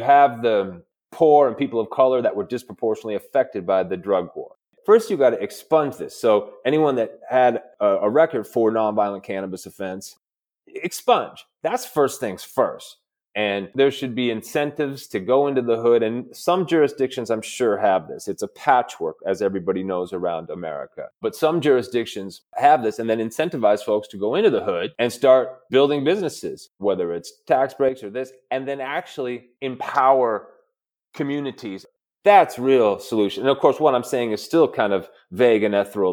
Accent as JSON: {"language": "English", "region": "Midwest", "country": "United States", "said": "I'm from the Midwest"}